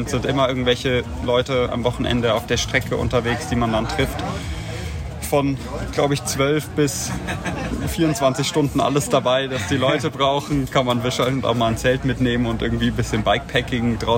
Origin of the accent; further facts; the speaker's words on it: Traunstein, Bavaria, Germany; wenn ihr mal bei uns in der Heimat im Chiemgau seid, wir kommen aus Traunstein